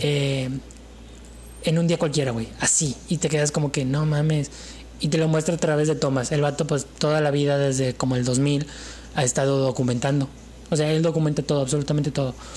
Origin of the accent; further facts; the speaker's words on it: Mexico; Yo soy mexicano